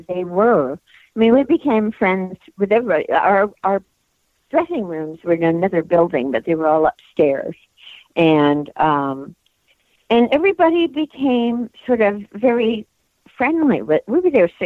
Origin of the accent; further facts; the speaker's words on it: Bristol, South West England, United Kingdom; I was born in Bristol, England